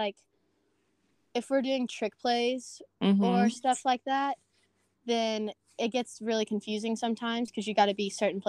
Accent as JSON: {"language": "English", "region": "Georgia", "country": "United States", "said": "I play for Atlanta Premier Gold Sweat 06. I'm from Georgia and I go to East Paulding High School."}